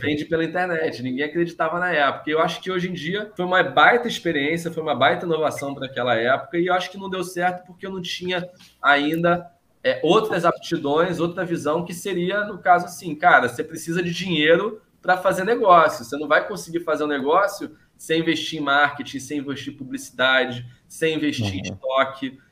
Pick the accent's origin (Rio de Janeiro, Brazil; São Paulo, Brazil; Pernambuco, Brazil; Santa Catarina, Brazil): Rio de Janeiro, Brazil; São Conrado; eu cresci em São Conrado, que é um bairro de classe média alta